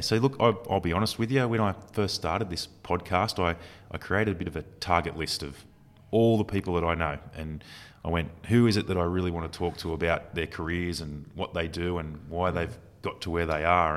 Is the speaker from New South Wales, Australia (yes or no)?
yes; Newcastle, New South Wales, Australia; also born or lived in Central Coast, New South Wales; growing up in Newcastle